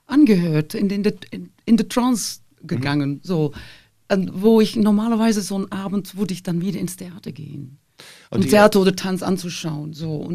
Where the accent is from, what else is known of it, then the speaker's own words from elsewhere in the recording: Flanders, Belgium; now in Germany; Also mhm. die, die klassische Ballettkompanie von Flandern, die kam dann zweimal pro Jahr und da, da, da durfte ich dann hin.